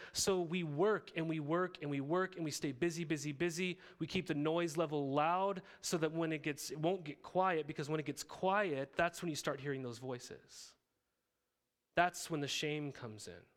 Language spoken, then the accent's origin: English; Montana, United States; moved away as an adult; also born or lived in Riverside, California; I grew up in Montana